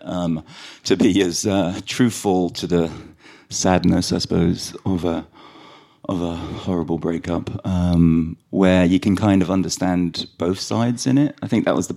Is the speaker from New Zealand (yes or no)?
no; London, United Kingdom; accent: London Irish; also born or lived in Sligo, Ireland; we grew up in London